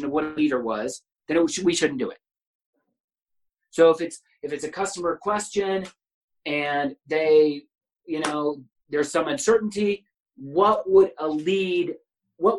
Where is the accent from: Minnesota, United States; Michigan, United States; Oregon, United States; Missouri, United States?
Missouri, United States; Kansas City; I grew up in Midtown, this is where my family's all lived